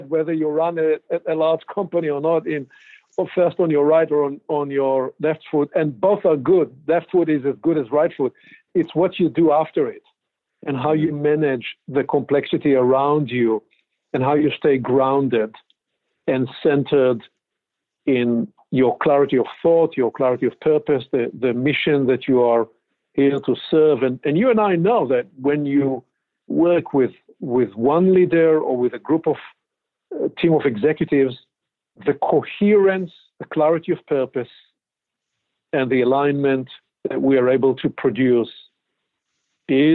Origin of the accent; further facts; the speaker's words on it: Israel; moved away as an adult; now in Pacific Northwest, United States; born and raised in Israel.